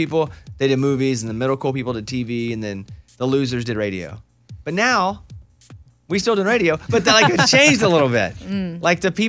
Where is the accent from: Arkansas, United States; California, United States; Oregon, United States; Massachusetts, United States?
Arkansas, United States; Catching perch is not really where we come from. The perch where we grew up in Arkansas are not good for eating.